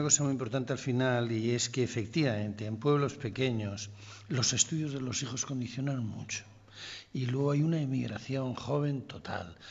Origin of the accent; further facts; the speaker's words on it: northern Palencia, Castile and León, Spain; mi tierra, el norte de Palencia